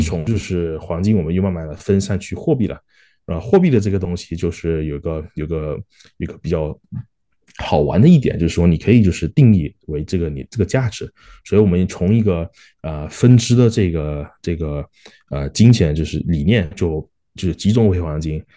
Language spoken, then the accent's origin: Chinese; Malaysia; also born or lived in Singapore; now in Australia; 我是马来西亚出生的华人，然后在新加坡念书，然后现在在澳洲也是有，就，就是工作嘛